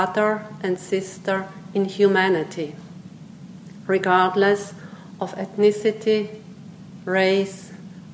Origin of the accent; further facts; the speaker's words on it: Switzerland; first language Swiss German; English is a second language; moved away as an adult; also born or lived in Myanmar; growing up in Switzerland with Swiss German, German language